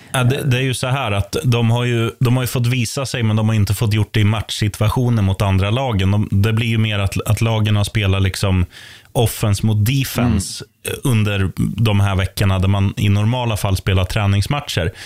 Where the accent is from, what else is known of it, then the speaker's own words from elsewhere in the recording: Eskilstuna, Södermanland, Sweden; i min hemstad, Eskilstuna